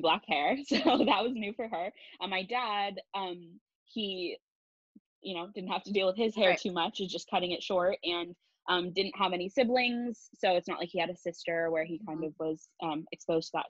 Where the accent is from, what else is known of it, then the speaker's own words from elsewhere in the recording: Palo Alto, California, United States; I grew up in the Bay Area of California in Palo Alto